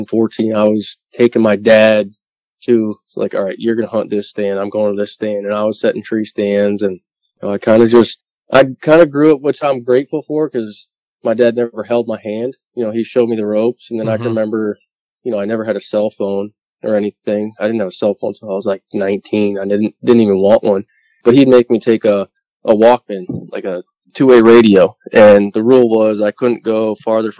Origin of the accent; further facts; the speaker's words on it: East Haddam, Connecticut, United States; I grew up in East Adam, Connecticut, or Moodus, Connecticut, out of a rural town in south central Connecticut